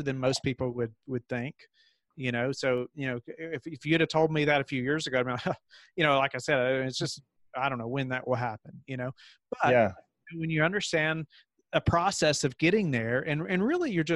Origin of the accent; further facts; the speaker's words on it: Kentucky, United States; moved away as an adult; now in Virginia, United States; And so I grew up in Kentucky